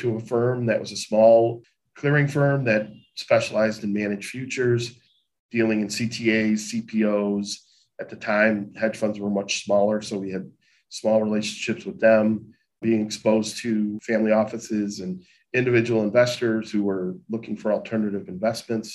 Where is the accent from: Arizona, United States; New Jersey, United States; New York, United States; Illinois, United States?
Illinois, United States; Chicago; a kid growing up in Chicago, who normal background growing up in the city itself